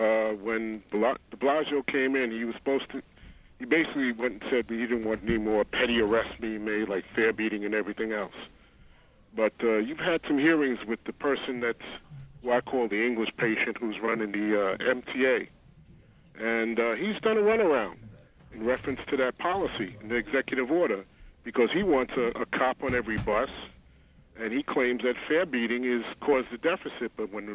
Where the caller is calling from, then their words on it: Queens, New York, United States; This is … calling from Queens.